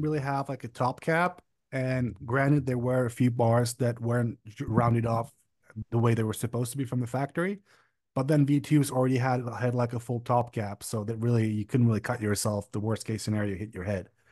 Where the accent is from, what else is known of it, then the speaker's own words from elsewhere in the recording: Prague, Czechia; also born or lived in Berlin, Germany; I come from the Czech Republic, Prague, to be specific, but I lived in Berlin, Germany for about four or five years.